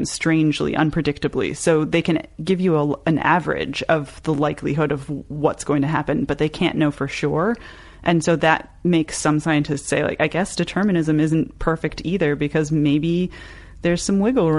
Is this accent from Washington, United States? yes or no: yes; Seattle, Washington, United States; moved away as an adult; also born or lived in St. Petersburg; now in Tucson, United States; I grew up in Seattle and I never moved like for my entire young life until 18.